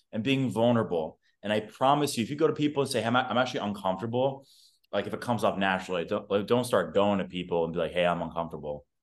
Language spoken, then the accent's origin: English; New York, United States; now in Austin, United States; I currently reside in Austin, Texas. I'm from New York